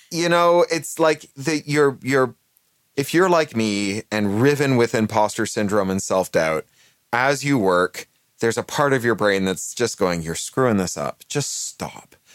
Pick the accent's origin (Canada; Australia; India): Canada; moved away; also born or lived in United Kingdom; I'm a Canadian who is naturalized British